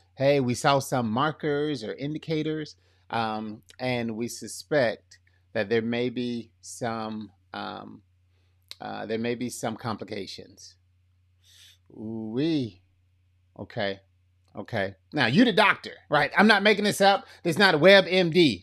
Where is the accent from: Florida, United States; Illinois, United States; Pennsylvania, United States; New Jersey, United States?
Florida, United States; Lee County; accent: kinda country; I am from, uh, Florida. Born and raised Florida boy